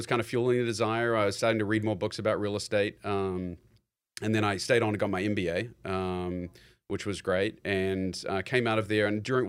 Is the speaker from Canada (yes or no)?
no; New Zealand; moved away as an adult; I'm born and raised in New Zealand, and I think at the age of 18, I'd already committed to University of Missouri, and, you know, the ego is kind of like, yeah, I'm going to America